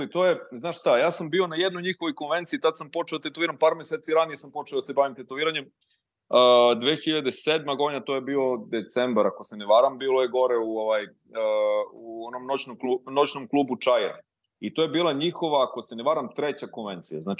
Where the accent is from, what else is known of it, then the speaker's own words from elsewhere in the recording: Pečenjevac, Jablanica District, Serbia; also born or lived in Leskovac; inače ja nisam iz Leskovca, ja sam iz Pečenjevca